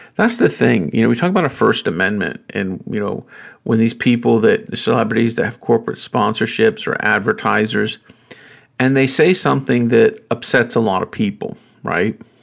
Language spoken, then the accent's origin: English; North Carolina, United States; I grew up in North Carolina